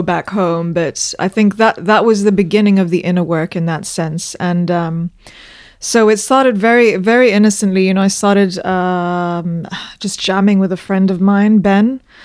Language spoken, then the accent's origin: English; Zambia; moved away as an adult; also born or lived in London, United Kingdom; I was born in Zambia and I grew up there. I went to school there.